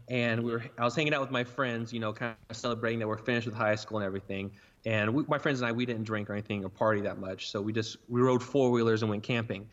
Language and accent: English; Burlington, Oklahoma, United States; I'm from Burlington, Oklahoma, which is a town of one hundred fifty people